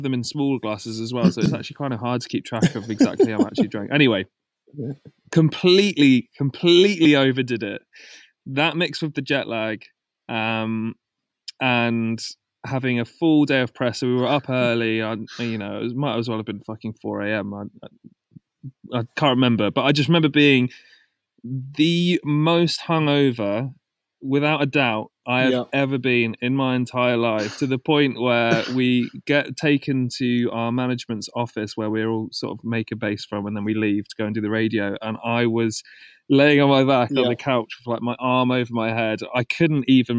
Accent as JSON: {"language": "English", "country": "United Kingdom", "said": "us being British, our culture kind of works where you can't say no to anything."}